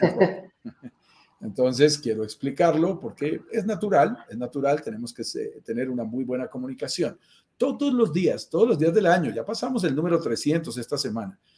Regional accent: Colombia; accent: Colombian; also born or lived in Bogotá, Colombia; Yo soy colombiano, lo notarás en mi acento, vivo en Bogotá, Colombia

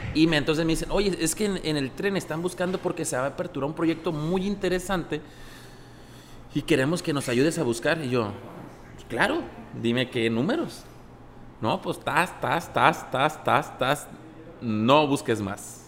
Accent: Genaro Estrada, Sinaloa, Mexico; also born or lived in Ocoroni, Sinaloa / Los Mochis, Sinaloa; nací en Ocoroni, Sinaloa. Orgulloso. Crecí en Genaro Estrada

